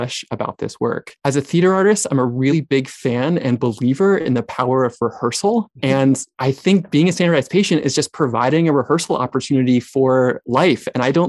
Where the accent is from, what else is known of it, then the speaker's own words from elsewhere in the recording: North Carolina, United States; also born or lived in California; I was born in California, although I lived most of my childhood in North Carolina, but kind of did some going back and forth